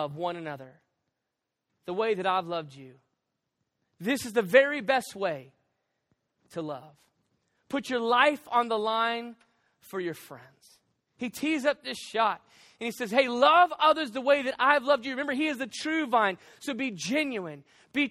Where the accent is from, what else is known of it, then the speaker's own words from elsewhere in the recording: the South, United States; I'm from the South